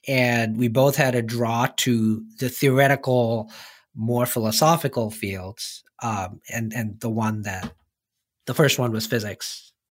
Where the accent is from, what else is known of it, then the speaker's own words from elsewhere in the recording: India; moved away as an adult; I grew up in India